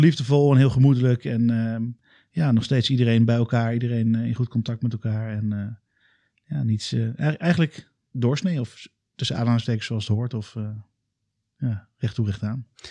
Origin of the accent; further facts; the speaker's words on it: Alphen aan den Rijn, South Holland, Netherlands; moved away as an adult; now in Utrecht, Netherlands; ik kom uit Alphen aan de Rijn.